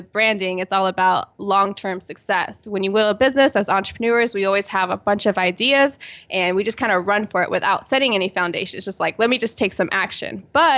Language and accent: English; Virginia Beach, Virginia, United States; And I'm originally from Virginia Beach, Virginia on the East Coast.